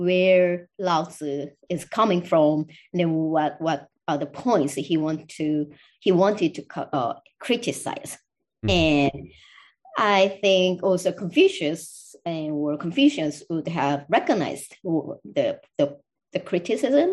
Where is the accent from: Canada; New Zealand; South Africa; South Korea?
South Korea; moved away; I'm from Korea. So I'm also drawing a lot of resources from my heritage too